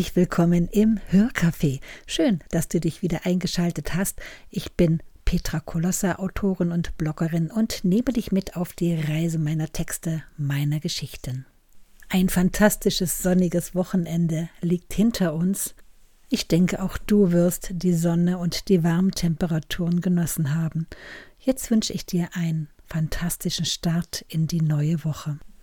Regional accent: Germany; ich als Deutsche in Deutschland

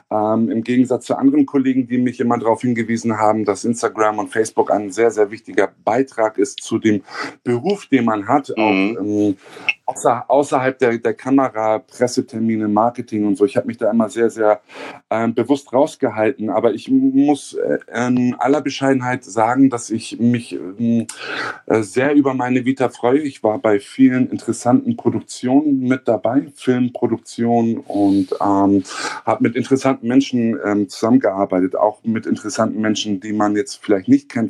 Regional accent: Hamburg, Germany; also born or lived in southern Germany; Ich bin original Hamburger. Ich bin in Hamburg aufgewachsen, ähm, geboren im Süden von Deutschland und ähm, bin aber eigentlich seitdem ich ein Jahr alt bin in Hamburg.

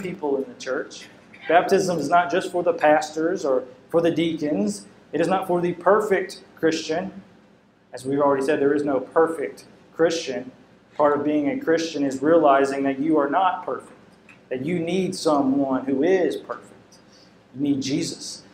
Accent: the Bible Belt, United States; growing up in the Bible Belt

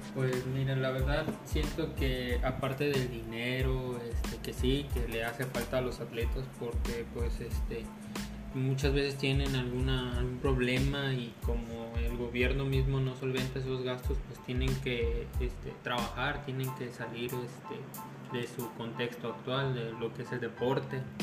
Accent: Mexico; nosotros como mexicanos

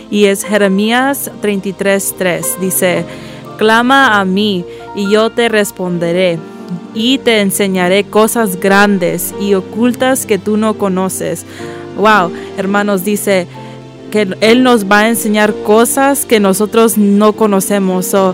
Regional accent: Costa Rica; born there; yo nací en Costa Rica, pero no ha podido ir para atrás al país y no ha podido conocer a mis abuelos.

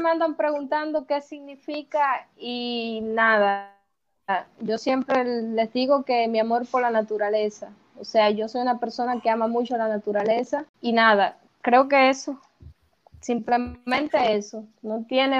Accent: Cuba; moved away as an adult; now in Uruguay; cuando salí de Cuba y me vine acá, sí, pensaba quedarme acá

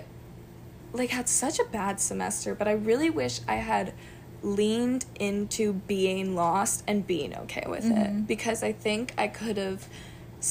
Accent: Greensboro, North Carolina, United States; moved away as an adult; now in New York City, United States; I'm from North Carolina, Greensboro, North Carolina

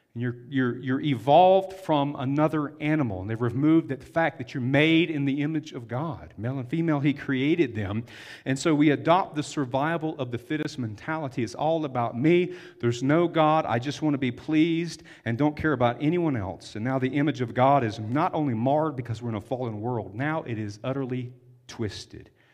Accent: the South, United States; I'm from the South. We have a lot of septic tanks where we grew up, not city water.

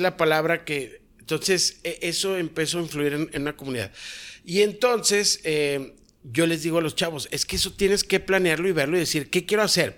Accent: Mexico; en mi país

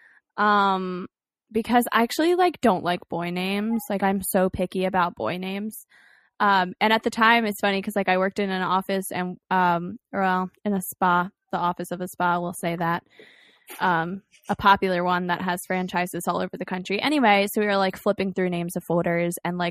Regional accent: Baltimore, Maryland, United States; where I'm from, whatever, Camden Yards

